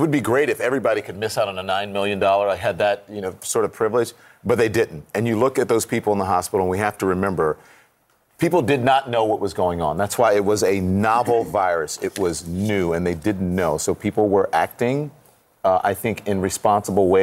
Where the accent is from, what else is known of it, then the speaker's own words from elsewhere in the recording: Baton Rouge, Louisiana, United States; moved away; my hometown of Baton Rouge, Louisiana